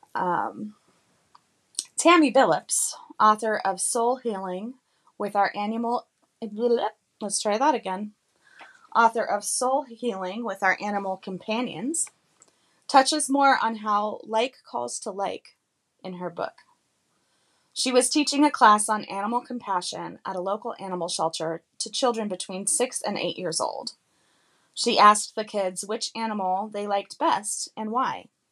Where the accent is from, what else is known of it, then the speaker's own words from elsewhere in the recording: Carlsbad, New Mexico, United States; now in East Coast, United States; I grew up in Carlsbad, New Mexico